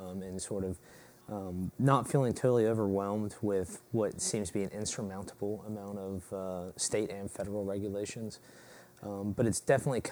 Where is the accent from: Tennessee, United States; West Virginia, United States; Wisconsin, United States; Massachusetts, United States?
West Virginia, United States; Charleston; also born or lived in Thurmond, West Virginia / Morgantown, West Virginia; I'm from Thurman, West Virginia. Born and mostly raised. Moved from there when I was about 5 years old, and moved around a little bit, and ended up here in Charleston, West Virginia